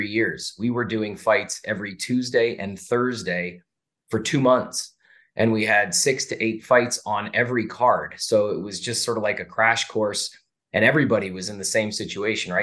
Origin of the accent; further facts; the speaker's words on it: Canada; now in Las Vegas, United States; I'm from Canada originally, and I speak French.